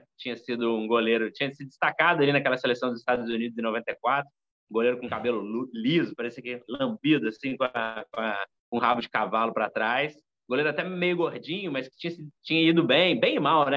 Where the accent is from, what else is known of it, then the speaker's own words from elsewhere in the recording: Três Corações, Minas Gerais, Brazil; Eu nasci lá. Eu, Alex Muralha e Pelé. nascemos lá